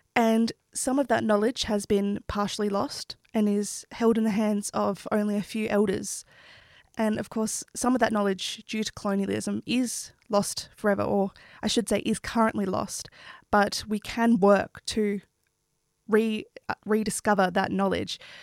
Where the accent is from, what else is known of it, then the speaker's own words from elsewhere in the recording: New South Wales, Australia; an Australian Indigenous Wiradjuri Gundagarra woman